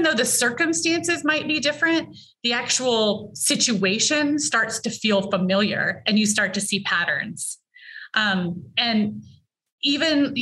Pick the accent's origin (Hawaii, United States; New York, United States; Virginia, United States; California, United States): Virginia, United States; I grew up in Virginia, you get all four seasons